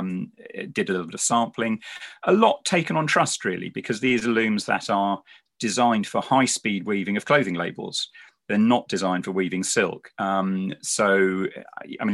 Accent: London, United Kingdom; moved away as an adult; also born or lived in Farnham; now in Devon, United Kingdom; I was born in London

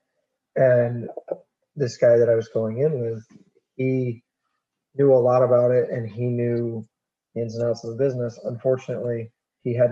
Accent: Maine, United States; the way that I grew up, again, that backwoods. The backwoods Maine. Backwoods farm boy thing.

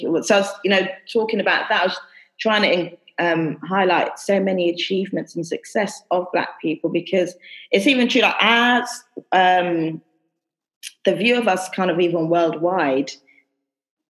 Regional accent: London, United Kingdom; moved away as an adult; I'm from London

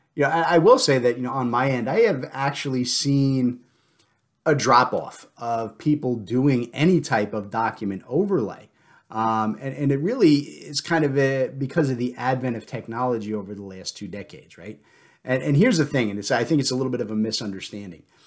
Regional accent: New Jersey, United States; I'm from the South now instead of from New Jersey

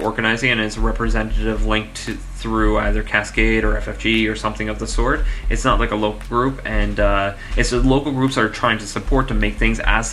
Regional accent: Oshawa, Ontario, Canada; I am not native. I am from Oshawa, but I am not native.

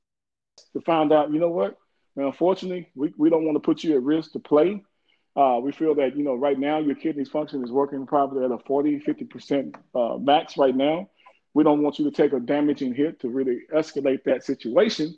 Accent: Waco, Texas, United States; I'm from Waco, Texas

